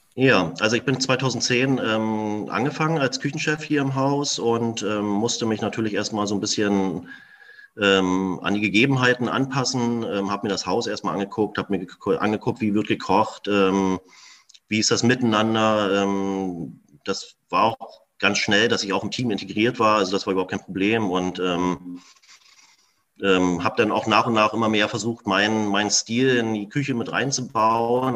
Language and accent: German; Berlin, Germany; moved away as an adult; now in Bohmstedt, Germany; ich bin ja in Berlin ähm, geboren, groß geworden, zur Schule gegangen